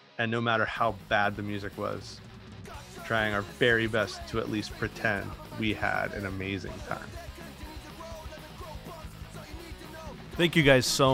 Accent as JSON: {"language": "English", "region": "inland Southern California", "country": "United States", "tie": "born or raised there", "said": "we had the whole scene in Southern California, but Aaron and I were both just like inland"}